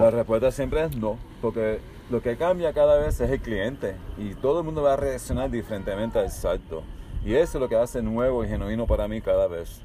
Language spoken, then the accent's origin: Spanish; Miami, Florida, United States; also born or lived in California / Cuba (parents); Yo Nací en California de padres cubanos. Mi crianza es mayormente en Miami, Florida